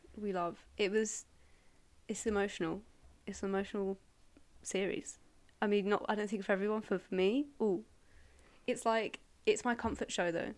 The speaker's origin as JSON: {"language": "English", "area": "Surrey", "region": "South East England", "country": "United Kingdom", "said": "I'm from Surrey uh, originally"}